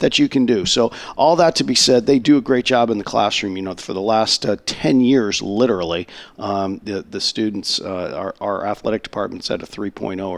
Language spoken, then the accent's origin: English; Enfield, Connecticut, United States; moved away; I was fortunate enough some 25 years ago to start a Hall of Fame in my hometown in Connecticut